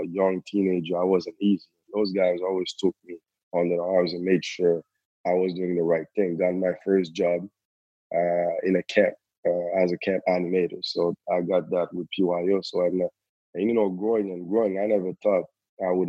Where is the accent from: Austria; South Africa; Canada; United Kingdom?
Canada; Montreal, Quebec; I was raised in Parkex. Like, my parents moved in Canada in 1984, directly to Parkex.